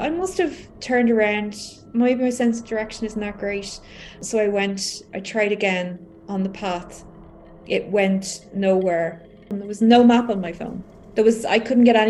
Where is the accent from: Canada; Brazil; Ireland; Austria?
Ireland; I'm from Ireland